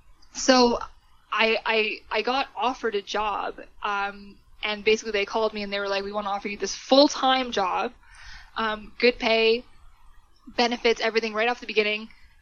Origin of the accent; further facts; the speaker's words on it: Canada; also born or lived in United Kingdom; I said, well, I'm from Canada.